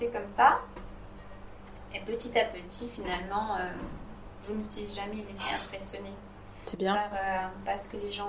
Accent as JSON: {"language": "French", "country": "Italy", "said": "dans mon pays d'origine, qui est l'Italie, euh, la cuisine euh, était toujours le centre de, des événements"}